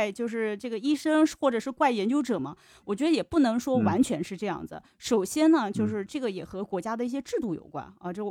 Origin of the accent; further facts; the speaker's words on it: China; 我们不是说我们中国人不聪明，